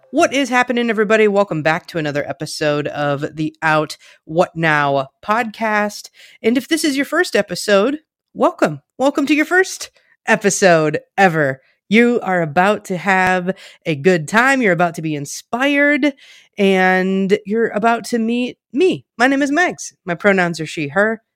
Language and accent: English; Richland Center, Wisconsin, United States; moved away as an adult; now in Minneapolis, United States; I am from a very small town in rural Southwest Wisconsin. It's called Richland Center